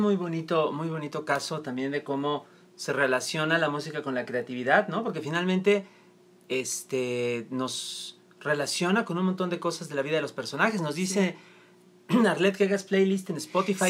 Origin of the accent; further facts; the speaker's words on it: Toluca, State of Mexico, Mexico; moved away; Toluca, mi tierra natal.